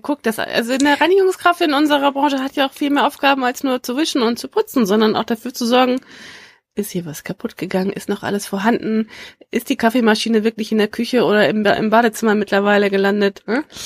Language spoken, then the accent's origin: German; Schleswig-Holstein, Germany; ich komme aus Schleswig-Holstein